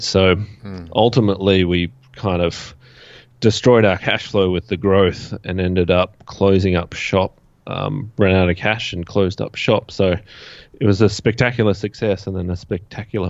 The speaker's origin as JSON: {"language": "English", "country": "Australia", "said": "I'm from Australia"}